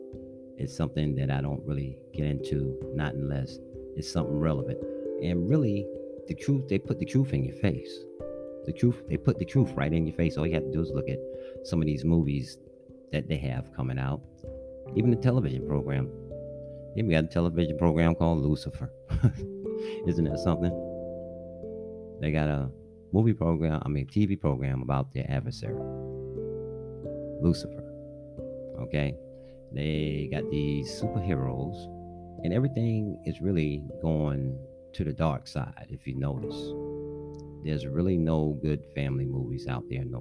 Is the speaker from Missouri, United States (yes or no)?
no; New York City, New York, United States; I'm a New Yorker. I grew up playing skelly, stickball, stuff like